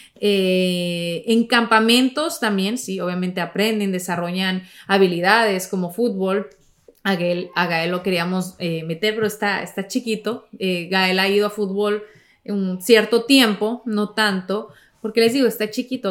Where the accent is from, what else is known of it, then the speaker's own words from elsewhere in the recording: Mexico; moved away; cuando era niña en México